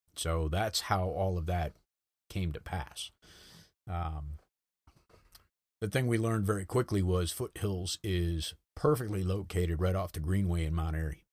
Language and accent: English; North Kingstown, Rhode Island, United States; moved away as an adult; I grew up in North Kingstown, Rhode Island